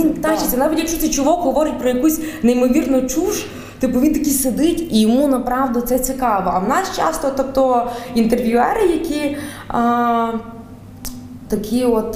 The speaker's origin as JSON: {"language": "Ukrainian", "region": "Galicia", "country": "Ukraine", "accent": "Galician dialect", "said": "моя галицька говірка це насправді вона, до речі, розвинулася якраз після того, як в мене померла баба."}